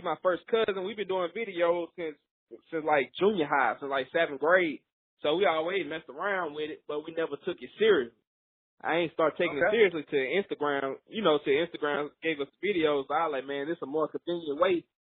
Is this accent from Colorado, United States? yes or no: no; Vidalia, Louisiana, United States; also born or lived in Alexandria, Louisiana; now in Lafayette, United States; I'm from Vidalia, Louisiana